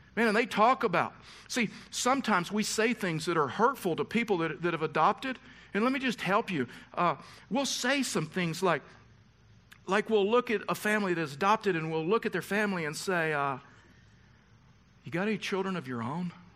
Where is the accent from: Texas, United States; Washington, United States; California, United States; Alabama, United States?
Texas, United States; I was raised in the South. I was raised in Texas.